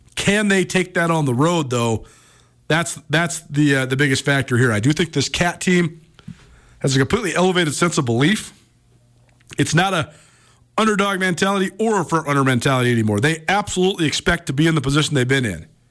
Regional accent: Missoula, Montana, United States; moved away as an adult; also born or lived in Bozeman; helped lead me back here to Missoula to my hometown

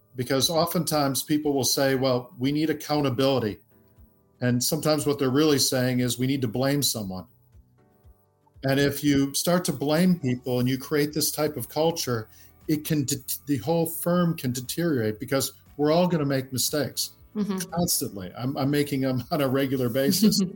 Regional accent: Midwest, United States; now in London, United Kingdom; we grew up in the Midwest in the United States

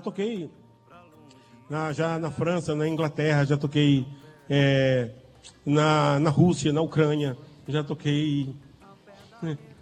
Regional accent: Monteiro, Paraíba, Brazil; now in João Pessoa, Brazil; a bandeira de Monteiro, a bandeira da minha aldeia

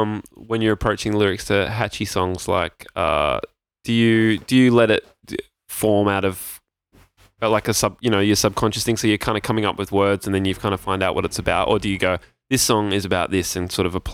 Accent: Gold Coast, Queensland, Australia; I grew up like less than a 5-minute drive away from Bond University, actually, just down the road.

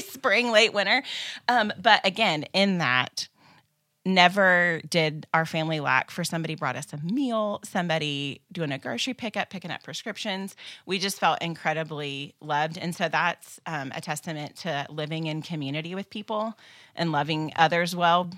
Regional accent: Kansas, United States; moved away; I grew up in Kansas. It's home for me, and my parents still live there.

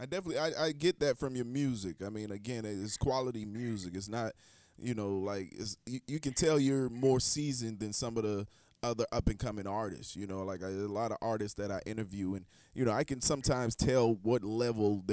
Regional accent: the Carolinas, United States; I come from the Carolinas

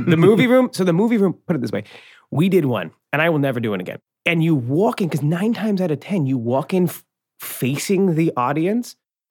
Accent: Ireland; Look, I'm an Irish boy. I tell a lot of stories, and I never stop talking.

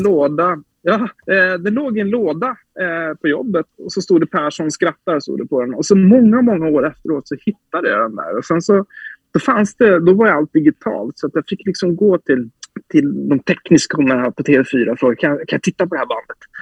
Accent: Sweden; moved away; also born or lived in Visby, Gotland / Norrköping, Östergötland; Så jag är ju uppvuxen i Visby och i Norrköping

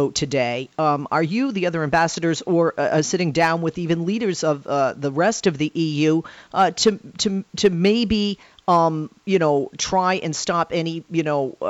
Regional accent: United States; I'm an American

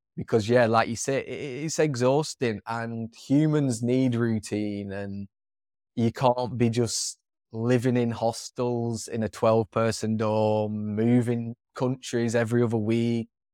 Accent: England, United Kingdom; moved away as an adult; the area of England I'm from is not the most multicultural

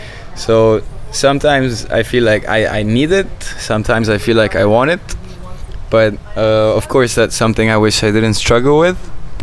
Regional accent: Egypt; also born or lived in Saudi Arabia / Bahrain / Malaysia / Indonesia; now in Cairo, Egypt; I would say that Egypt is my home country, not my home. And that's because I lived with my family, and I lived with myself and my friends in a few countries. Some of them like Saudi, Bahrain, and Malaysia, Indonesia

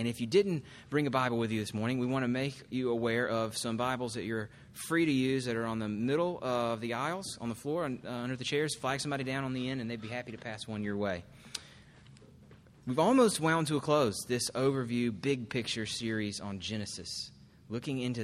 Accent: United States

